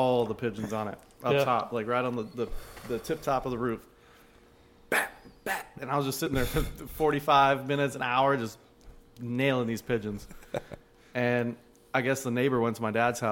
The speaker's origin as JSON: {"language": "English", "region": "Arizona", "country": "United States", "tie": "born or raised there", "said": "I grew up in Arizona"}